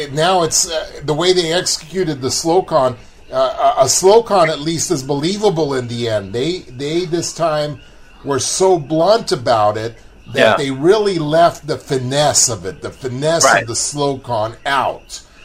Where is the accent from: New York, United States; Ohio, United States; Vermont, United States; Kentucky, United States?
New York, United States; I'm from New York myself. I was born there, and I always lived there in the summertime.